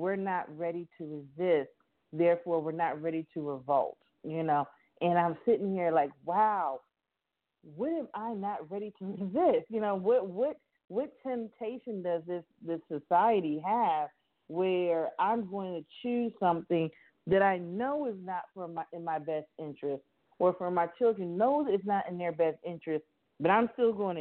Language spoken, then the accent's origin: English; Miami, Florida, United States; I grew up in Miami, Florida